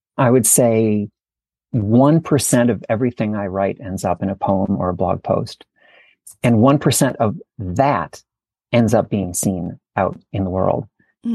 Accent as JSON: {"language": "English", "town": "St. Paul", "region": "Minnesota", "country": "United States", "tie": "born or raised there", "also_born_or_lived": "Santa Fe / Portland, Oregon / New York / Salt Lake City", "moved": "as an adult", "said": "I grew up in St. Paul"}